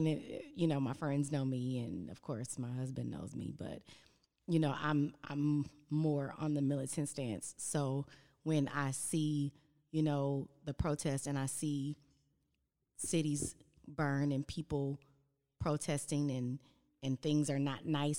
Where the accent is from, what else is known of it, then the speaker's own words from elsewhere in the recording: Los Angeles, California, United States; I grew up in Watts and Compton area